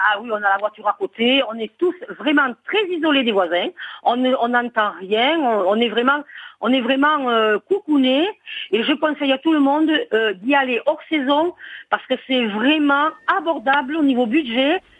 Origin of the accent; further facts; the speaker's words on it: Toulouse, Occitania, France; je suis né à Toulouse, la plus belle ville.